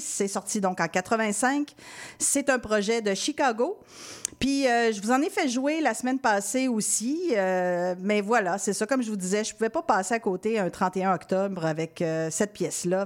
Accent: Quebec City, Quebec, Canada; je suis originaire de Québec

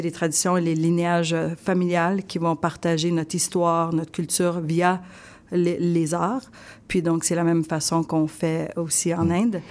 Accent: Sherbrooke, Quebec, Canada; J'ai grandi à Sherbrooke toute ma vie dans les cantons de l'Est.

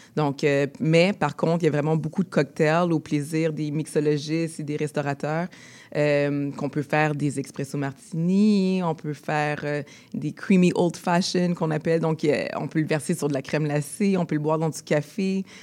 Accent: Montreal, Quebec, Canada; on est tous les deux nés ici à Montréal, de parents haïtiens.

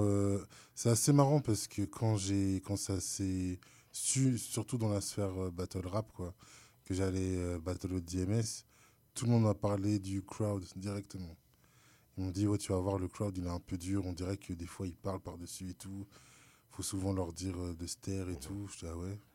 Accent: France; je suis français

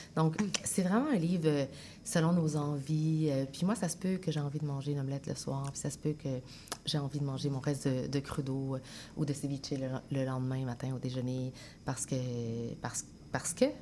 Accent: Sainte-Foy, Quebec, Canada; also born or lived in Chile; je suis profondément québécoise, j'ai grandi à Sainte-Foy, mais je suis une Chilienne née au Chili

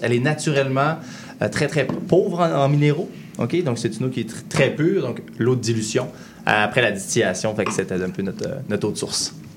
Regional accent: Saint-David-de-Falardeau, Quebec, Canada; also born or lived in Lac-Saint-Jean; on vient de Saint-David de Falardo

